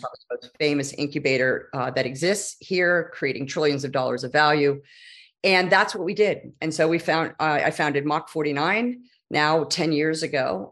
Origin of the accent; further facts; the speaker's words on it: Silicon Valley, California, United States; I am a native Californian. And that is only relevant because I grew up in Silicon Valley